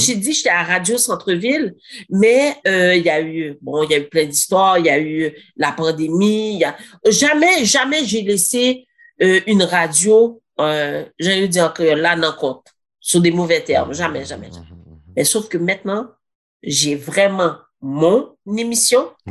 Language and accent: French; Granby, Quebec, Canada; Je suis née ici à Grambay